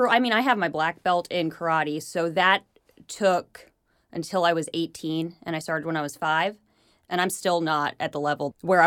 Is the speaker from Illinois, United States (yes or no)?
yes; Chicago, Illinois, United States; I grew up in Chicago.